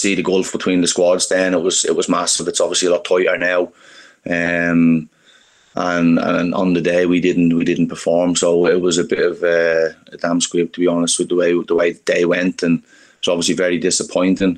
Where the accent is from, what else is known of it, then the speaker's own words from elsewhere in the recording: Dublin, Leinster, Ireland; moved away; I'm from Dublin